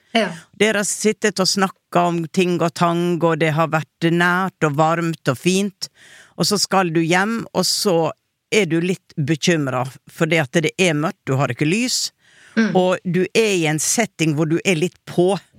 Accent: Western Norway, Norway; Jeg er jo fra Vestlandet selv, men vi har ikke helt det ordet der hvor jeg kommer fra

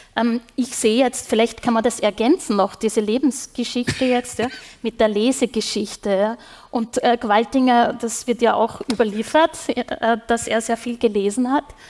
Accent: Upper Austria, Austria; now in Vienna, Austria; ich komme ja aus Oberösterreich gebürtig

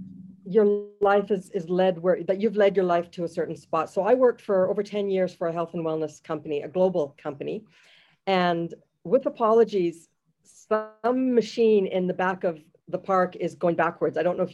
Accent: Jamaica; now in Canada; I am a Jamaican Canadian, proud to call herself that.

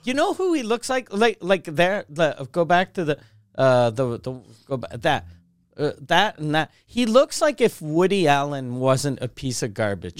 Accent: Canada; the only time I feel Canadian is when I'm not in Canada.

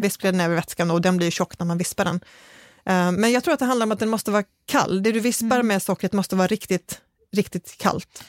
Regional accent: Skåne, Sweden; för mig som är skåning

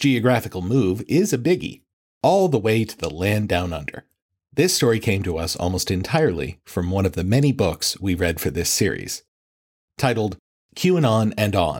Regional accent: United States; as an American

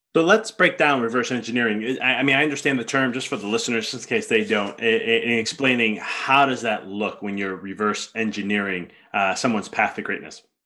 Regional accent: Chicago, Illinois, United States; I'm from Chicago

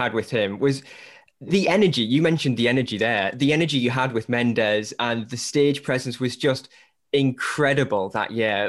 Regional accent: Newcastle upon Tyne, North East England, United Kingdom; accent: Newcastle; where I was based and trying to find out about my accent. I was telling her if it was from Newcastle

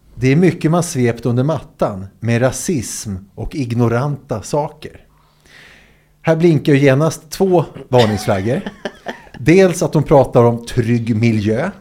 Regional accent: Sweden

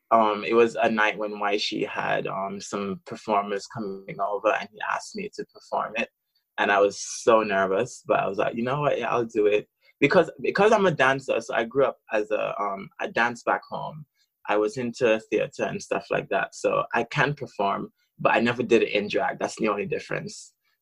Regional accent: Birmingham, West Midlands, United Kingdom; So I'm from Birmingham. I'm a local queen in Birmingham and I've done drag for over a year.

